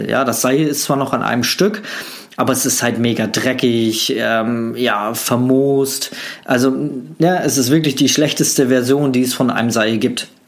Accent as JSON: {"language": "German", "country": "Germany", "said": "Ich komme aus der DDR, ja. Ich bin äh, ein DDR-Flüchtling und meine Mutter ist mit mir noch vor der Wende über die Grenze geflohen."}